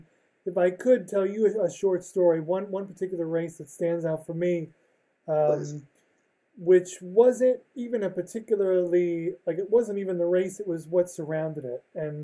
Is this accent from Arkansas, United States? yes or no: no; New York City, New York, United States; I grew up in New York City, not a lot of NASCAR going on